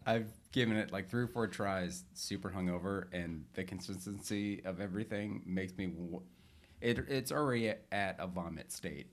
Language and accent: English; Northern Michigan, United States; now in Southern California, United States; growing up in Northern Michigan, I always had a sauna